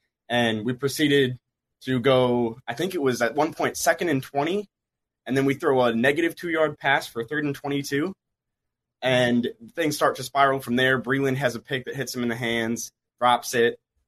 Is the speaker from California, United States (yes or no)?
no; Minnesota, United States; moved away as an adult; now in Missouri, United States; So I'm Missouri right now. I'm from Minnesota. I'm going to college out here.